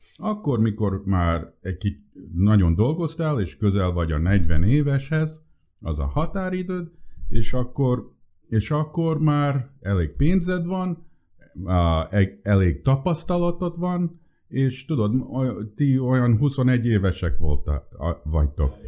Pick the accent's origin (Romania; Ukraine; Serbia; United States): United States; first language Hungarian; Én, én, én, én, én születtem Amerikába, és um, nagyon furcsa volt, mert én először magyarul beszéltem csak.